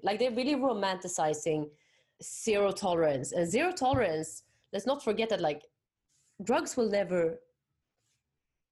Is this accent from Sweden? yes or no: yes; Sweden; moved away as an adult; also born or lived in Paris, France / Bali, Indonesia; now in Spain; when I was 20, I moved from Sweden